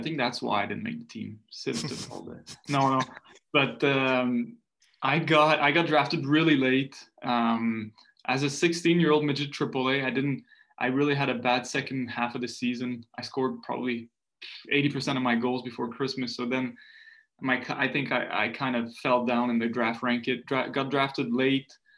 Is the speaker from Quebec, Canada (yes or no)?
yes; Montreal, Quebec, Canada; first language French; English is a second language; also born or lived in Maritimes; I'm from the Maritimes, but I moved to Montreal when I was two